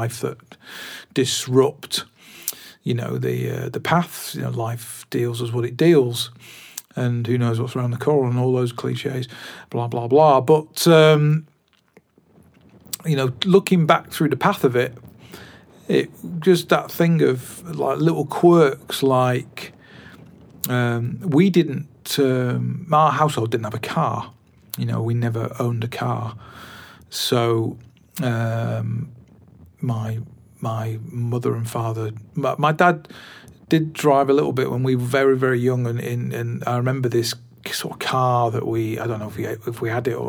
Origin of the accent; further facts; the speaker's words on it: Glossop, East Midlands, United Kingdom; also born or lived in Swinton, Salford; now in Bolton, United Kingdom; I grew up in a place called Glossop, which is right on the edge of Derbyshire, Tameside. And I was born in Salford, Swinton